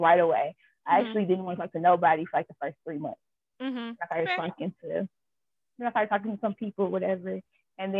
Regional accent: Flint, Michigan, United States; I'm from Flint

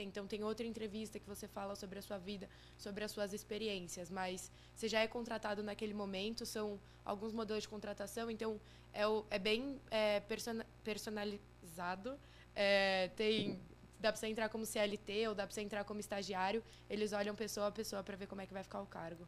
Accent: São Paulo, Brazil; Sou de São Paulo, morei aqui minha vida toda

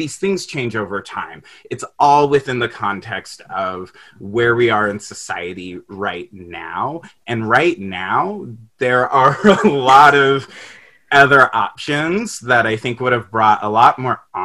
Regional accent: California, United States; now in Chicago, United States; I live in Chicago right now, but I'm from California.

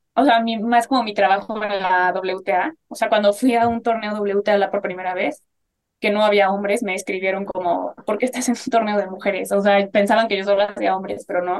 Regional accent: Mexico; una fotógrafa mexicana

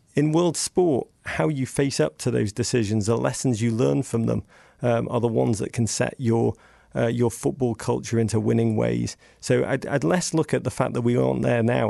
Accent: England, United Kingdom; accent: English; moved away

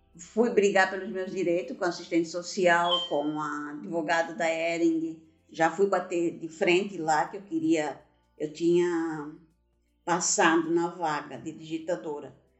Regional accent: Blumenau, Santa Catarina, Brazil; also born or lived in Gaspar; Eu nasci em Gaspar, cidade vizinha de Blumenau. E viemos morar em Blumenau quando eu tinha três anos de idade. Então me considero blumenauense

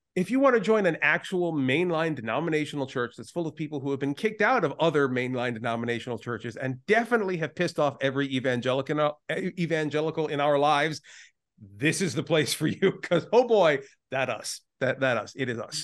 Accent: United States; as an American living in the political situation of the, uh, you know, two thousands and twenty tens

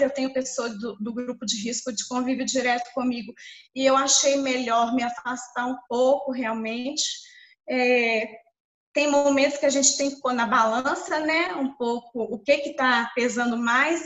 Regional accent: Belo Horizonte, Minas Gerais, Brazil; eu sou de Belo Horizonte

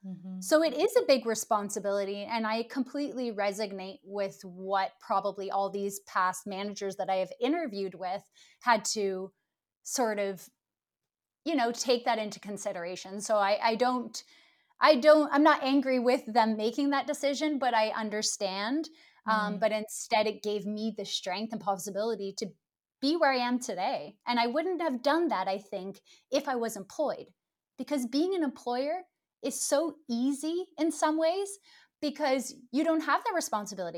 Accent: Ottawa, Ontario, Canada; moved away as an adult; now in Stockholm, Sweden; I'm originally from Canada. I'm from the uh, capital, Ottawa

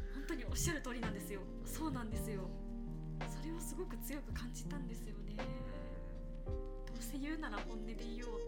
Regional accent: Mie, Japan; moved away; also born or lived in Fukushima; 私は三重県

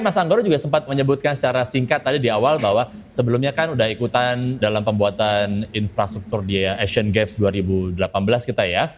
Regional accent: Jakarta, Indonesia; born or raised there; also born or lived in Papua

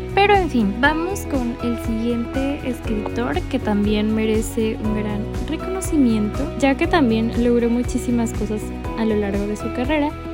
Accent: Mexico; México, mi país de origen

